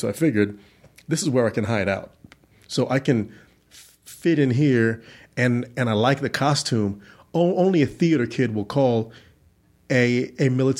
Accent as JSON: {"language": "English", "town": "Orlando", "region": "Florida", "country": "United States", "tie": "born or raised there", "also_born_or_lived": "Georgia", "said": "I was born in Georgia, but I'm really from Orlando, Florida."}